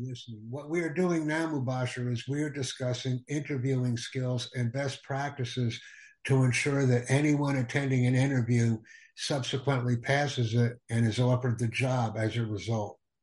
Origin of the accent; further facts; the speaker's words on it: Peshawar, Khyber Pakhtunkhwa, Pakistan; I am from Pakistan, city of Peshawar. I have done my second year from Army Public School in Peshawar